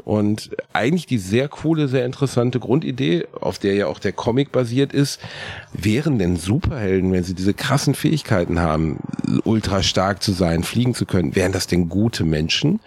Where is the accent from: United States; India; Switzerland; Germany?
Germany; Gelsenkirchen, North Rhine-Westphalia; In meiner Heimatstadt in Gelsenkirchen-Rothausen gab es einen Tabakladen